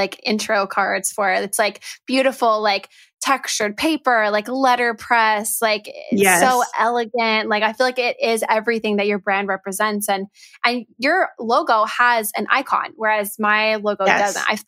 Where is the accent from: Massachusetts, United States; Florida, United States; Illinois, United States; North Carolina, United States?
Florida, United States; Orlando; my hometown of Orlando, Florida